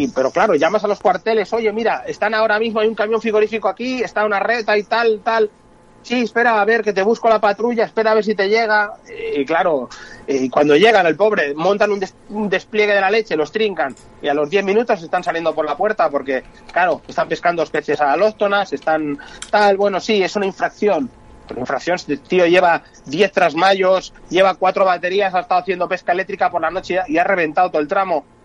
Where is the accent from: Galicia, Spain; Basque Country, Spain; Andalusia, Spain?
Galicia, Spain; yo soy gallego, vengo de pescador de trucha